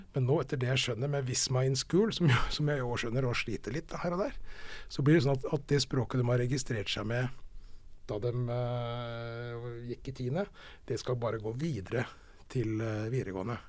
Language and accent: Norwegian; Fredrikstad, Østfold, Norway; accent: Østfold dialect; jeg er fra Fredrikstad